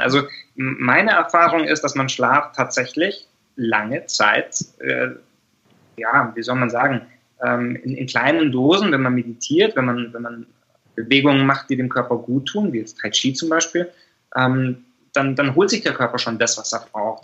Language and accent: German; Germany; als wir Deutschen